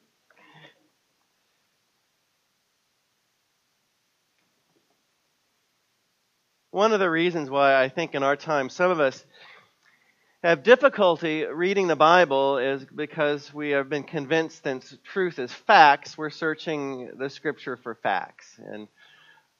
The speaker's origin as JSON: {"language": "English", "region": "Missouri", "country": "United States", "tie": "born or raised there", "moved": "yes", "said": "my hometown in Missouri"}